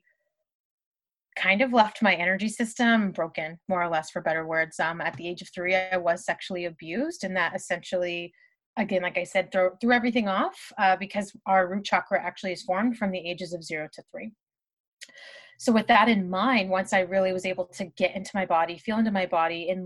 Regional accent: Southern California, United States; also born or lived in Bay Area, California; I moved home from the Bay Area back to Southern California

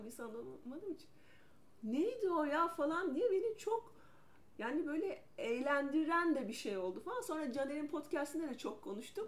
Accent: İzmir, Turkey; moved away as an adult; also born or lived in Ankara; İzmirliyim ben.

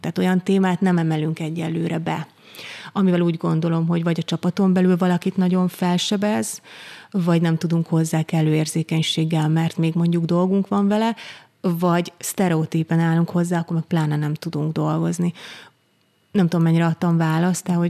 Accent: Eger, Heves, Hungary; én Egerben nőttem föl

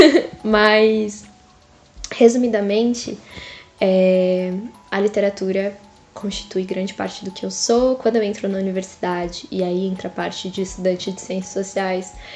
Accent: São Paulo, Brazil; eu sou nascida e crescida na Zona Leste de São Paulo

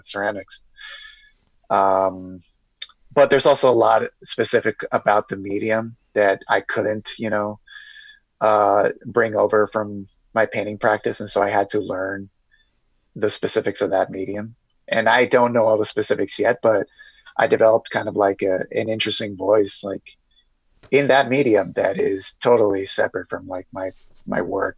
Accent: San Diego, California, United States; also born or lived in New York; San Diego's basically my hometown. I've lived here my whole life.

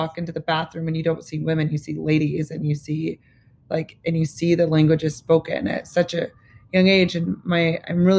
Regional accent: Lincoln, Nebraska, United States; moved away as an adult; also born or lived in New York; Growing up in Lincoln, Nebraska

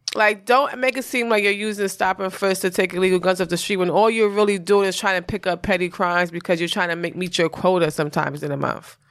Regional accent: New York, United States; I'm from New York

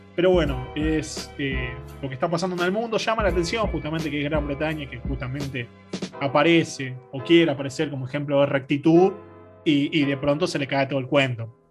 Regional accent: Argentina; nosotros como Argentina

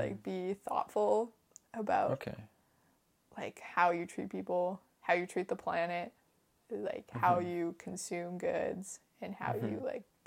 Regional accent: Vancouver Island, British Columbia, Canada; I'm from Vancouver Island

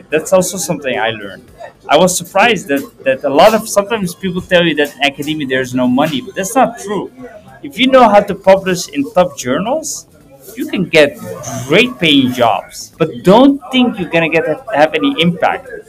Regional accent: Purmerend, North Holland, Netherlands; Because growing up in Purmerend, it has its positives and negatives.

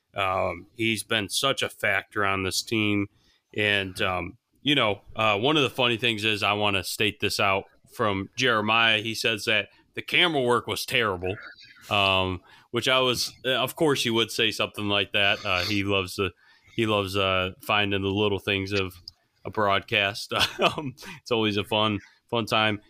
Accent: Buffalo, New York, United States; moved away; my hometown team, the U B Bowls, the University at Buffalo

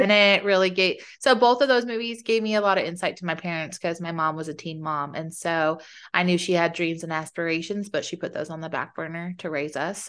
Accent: Arizona, United States; I grew up in Arizona, so it was hot

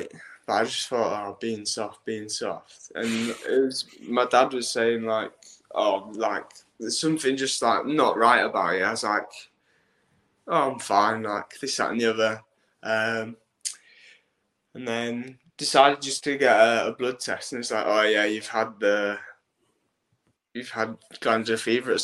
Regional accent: Hull, Yorkshire and the Humber, United Kingdom; I'm 20 years old and I come from Hull

